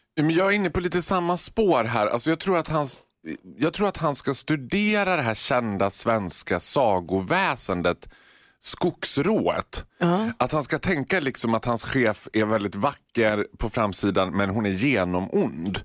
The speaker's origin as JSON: {"language": "Swedish", "country": "Sweden"}